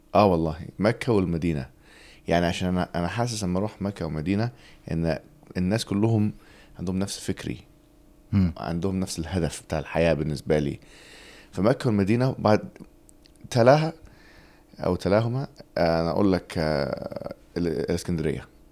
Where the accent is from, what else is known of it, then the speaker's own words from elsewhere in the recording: England, United Kingdom; Arabic is a second language; also born or lived in Alexandria, Egypt; now in London, United Kingdom; انا اتولدت في, في انجلترا